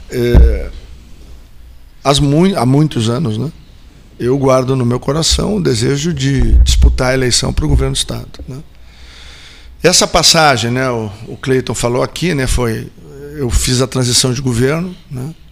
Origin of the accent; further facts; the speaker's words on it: Rio Grande do Sul, Brazil; enquanto gaúchos nós olhamos isso